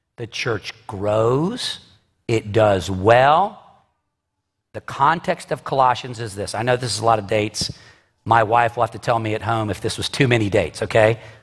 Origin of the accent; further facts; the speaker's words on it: United States; I am an American citizen